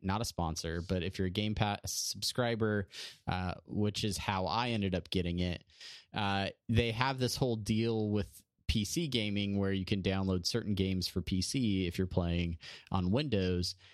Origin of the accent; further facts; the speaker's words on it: San Diego, California, United States; from L A to San Diego, from, from Brandon's hometown to my hometown